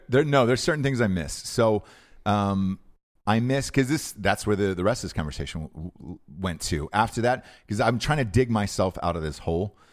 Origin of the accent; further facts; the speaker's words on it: Atlanta, Georgia, United States; I'm from Atlanta